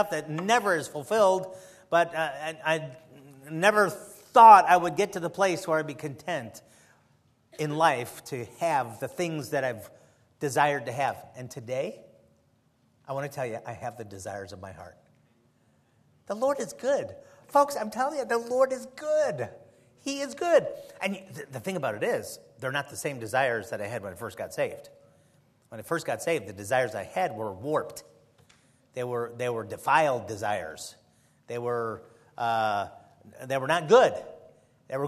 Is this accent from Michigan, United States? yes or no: no; Chicago, Illinois, United States; moved away; also born or lived in the South; I'm from Chicago, and here I am in the South